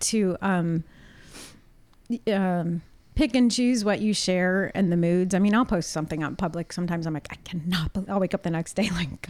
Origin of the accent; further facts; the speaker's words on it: outside of Detroit, Michigan, United States; also born or lived in Los Angeles / New York City; now in Portland, United States; I grew up outside of Detroit actually, and I had lived in LA before, but never as far. In fact, when I moved from New York to here